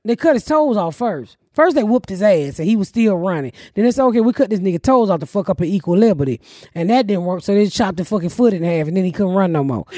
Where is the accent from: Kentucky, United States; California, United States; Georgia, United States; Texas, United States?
Georgia, United States; Atlanta; now in Plainfield, United States; Kaepernick just went to my hometown